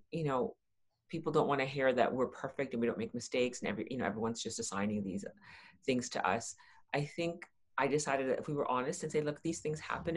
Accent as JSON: {"language": "English", "town": "Toronto", "region": "Ontario", "country": "Canada", "tie": "born or raised there", "also_born_or_lived": "Saskatchewan", "moved": "as an adult", "said": "I grew up in Toronto."}